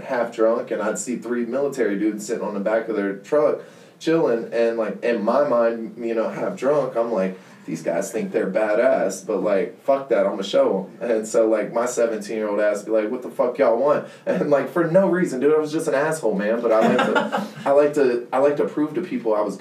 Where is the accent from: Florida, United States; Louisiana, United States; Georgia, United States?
Georgia, United States; Hinesville; I'm from Georgia, man. I'm from Georgia